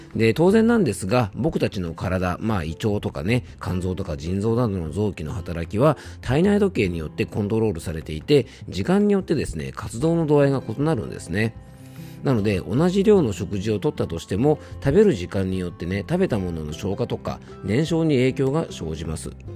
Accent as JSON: {"language": "Japanese", "region": "Yamanashi", "country": "Japan", "tie": "born or raised there", "said": "YBS ラジオというねこちらもあの僕の地元のラジオ局"}